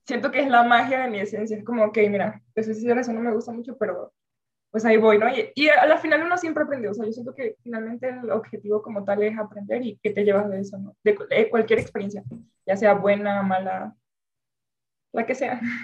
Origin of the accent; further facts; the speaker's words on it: Venezuela; moved away; yo vengo de Venezuela